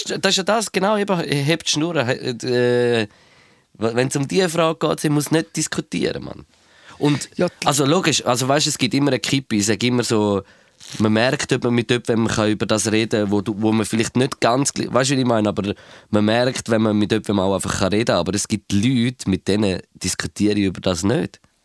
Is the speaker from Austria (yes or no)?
no; Switzerland; Aber ich weiß nicht, ob es bei uns in der Schweiz ist.